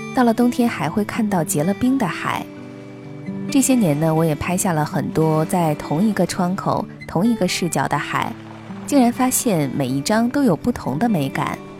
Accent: Qinhuangdao, Hebei, China; now in Xianyang, China; 秦皇岛是家乡，而咸阳是我工作和生活的地方

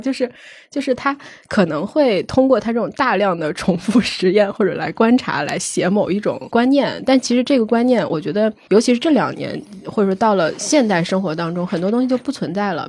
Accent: Shanxi, China; 因为我山西人嘛，我们那边儿其实还挺流行的

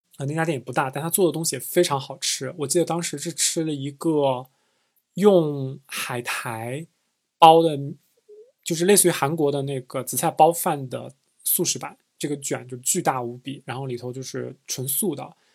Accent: China; 我说我是来自中国的

